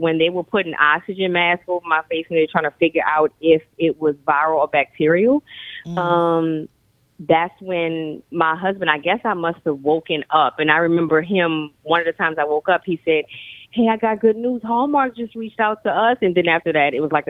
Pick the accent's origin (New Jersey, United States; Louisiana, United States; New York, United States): Louisiana, United States; New Orleans; the first digital interactive cookbook by a New Orleanian